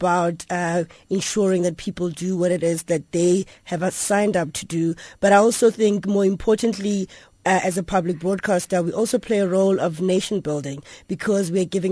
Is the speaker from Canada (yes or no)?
no; Seshego, Limpopo, South Africa; I am from Seshego in Limpopo